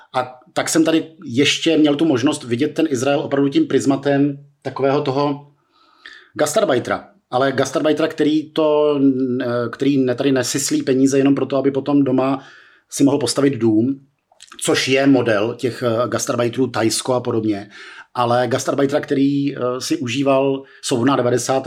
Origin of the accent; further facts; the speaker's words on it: Czechia; pro 18-letého českého studentíka